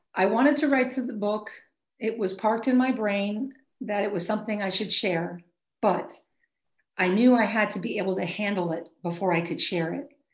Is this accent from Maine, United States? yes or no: yes; Maine, United States; moved away; also born or lived in Chicago, Illinois / Michigan; I'm from Maine originally